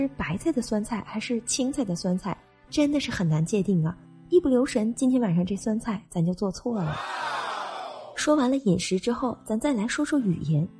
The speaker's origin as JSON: {"language": "Chinese", "region": "Northeast China", "country": "China", "said": "用我们东北话来说，那就是锤子、柜子、鞋子、棒子，而人家说出来，他就是那么的可爱。其实我们东北人也特别喜欢说叠词"}